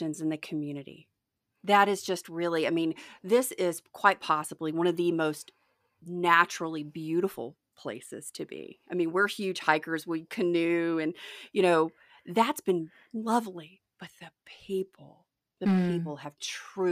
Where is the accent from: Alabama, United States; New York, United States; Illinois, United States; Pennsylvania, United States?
Alabama, United States; Mobile; moved away as an adult; also born or lived in Crawford, Colorado; now in Somerset, United States; I'm originally from Mobile, Alabama. I grew up on the Gulf Coast